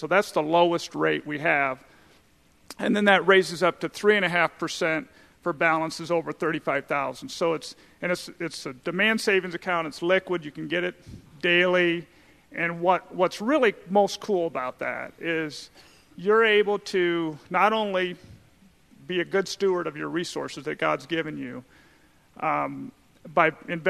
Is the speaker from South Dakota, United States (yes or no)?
yes; South Dakota, United States; now in Indianapolis, United States; I'm originally from South Dakota